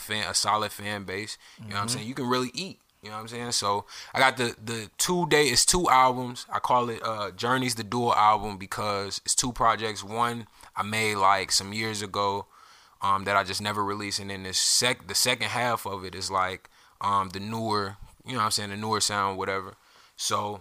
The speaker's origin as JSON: {"language": "English", "area": "Alton", "region": "Illinois", "country": "United States", "tie": "born or raised there", "also_born_or_lived": "Los Angeles, United States", "moved": "yes", "lives_now": "Atlanta, United States", "said": "I was born and raised in Auden, Illinois"}